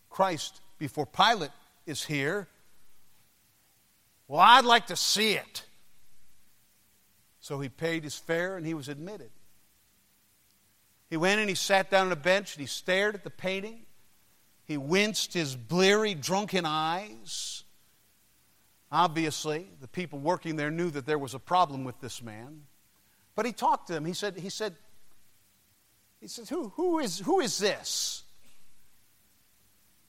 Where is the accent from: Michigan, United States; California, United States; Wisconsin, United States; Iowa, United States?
Michigan, United States; Detroit; my hometown, Detroit, Michigan